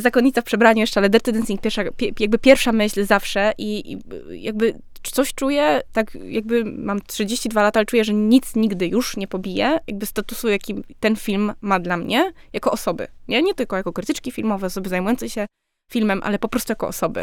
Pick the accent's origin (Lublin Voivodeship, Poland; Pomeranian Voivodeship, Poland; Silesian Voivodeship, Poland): Silesian Voivodeship, Poland; jestem ze Śląska